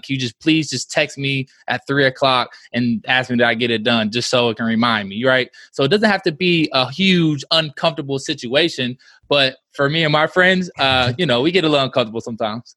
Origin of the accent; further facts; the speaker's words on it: Midwest, United States; we're from the Midwest, and we say y'all too